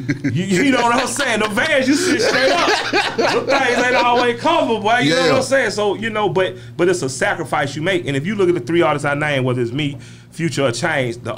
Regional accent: Atlanta, Georgia, United States; I'm from the West Side. You know, Southwest Atlanta gave you …, ….

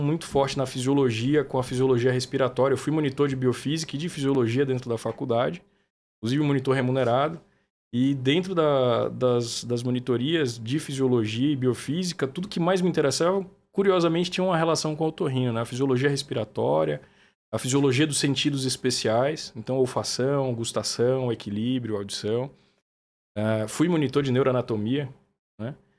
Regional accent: Feira de Santana, Bahia, Brazil; moved away as an adult; also born or lived in Vassouras, Rio de Janeiro; now in São Paulo, Brazil; Eu sou de uma cidade do sertão da Bahia, chama Feira de Santana.

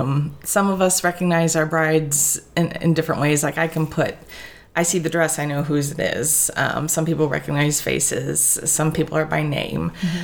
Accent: Tiffin, Ohio, United States; also born or lived in Toledo, Ohio; I'm actually born and raised in Tiffin, Ohio.

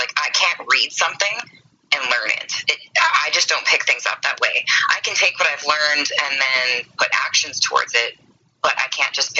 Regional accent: Edmonton, Alberta, Canada; accent: Canadian; And he's just from Calgary, which is 3 hours south of where I'm in. I'm from Edmonton.

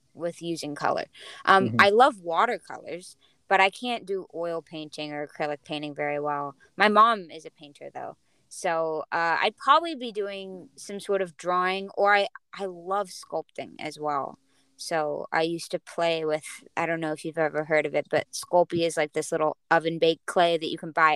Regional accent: Hawaii, United States; growing up in Hawaii

